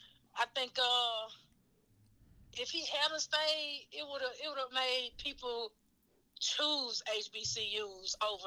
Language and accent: English; Tennessee, United States; I'm from Tennessee, baby.